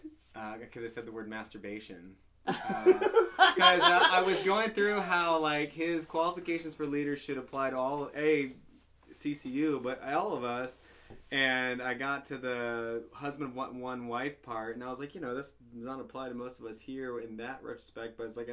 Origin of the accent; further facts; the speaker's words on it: the South, United States; I'm from the South.